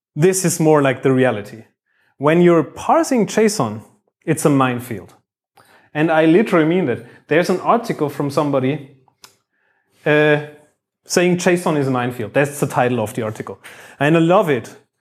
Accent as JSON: {"language": "English", "region": "Bavaria", "country": "Germany", "moved": "yes", "lives_now": "Düsseldorf, Germany", "said": "I work in Düsseldorf. I come from Bavaria."}